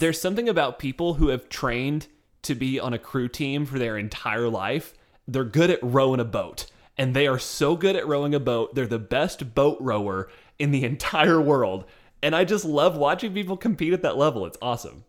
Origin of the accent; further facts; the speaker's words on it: the South, United States; we come from the South